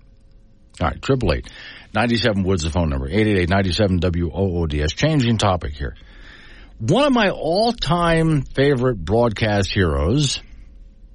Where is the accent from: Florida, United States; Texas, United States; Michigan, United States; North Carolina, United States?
Florida, United States; west coast of; now in Wyoming, United States; I could see rockets going up from where I lived on the west coast of Florida all the time